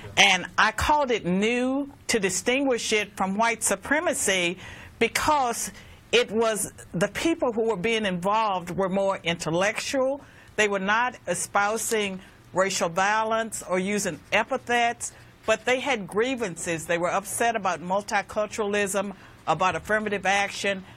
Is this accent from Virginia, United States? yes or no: yes; Virginia, United States; Virginia is my home state